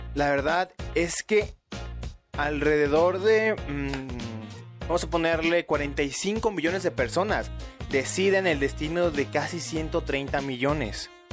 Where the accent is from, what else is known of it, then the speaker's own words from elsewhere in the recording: Mexico; Los mexicanos no tenemos esa capacidad